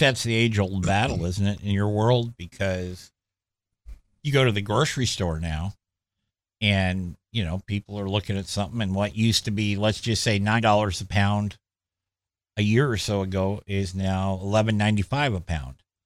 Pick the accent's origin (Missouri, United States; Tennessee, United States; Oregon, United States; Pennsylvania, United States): Oregon, United States; Clackamas County; when I was a kid growing up in East Clackamas County, um, I guess it's more Central Clackamas County